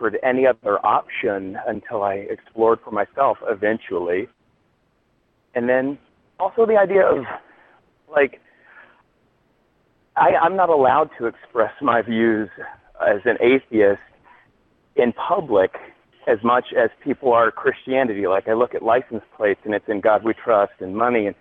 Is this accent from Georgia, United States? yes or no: yes; Georgia, United States; And I'm from Georgia.